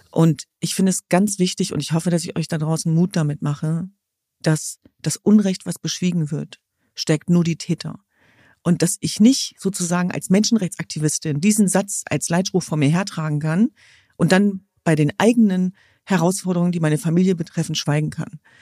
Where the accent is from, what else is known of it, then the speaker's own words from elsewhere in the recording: Germany; in meinem Land, ja nicht in diesem, sondern in meiner Heimat äh, sichtbare Migrationsgeschichte zu haben